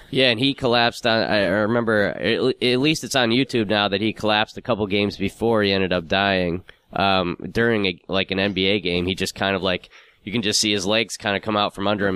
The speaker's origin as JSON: {"language": "English", "country": "United Kingdom", "said": "the Brit"}